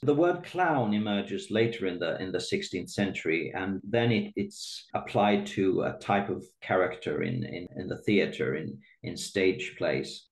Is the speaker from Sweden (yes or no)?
yes; Sweden; I'm born and raised in Sweden.